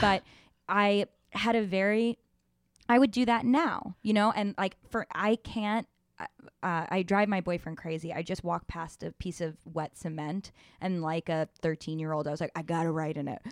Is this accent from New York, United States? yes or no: yes; New York City, New York, United States; I grew up in New York City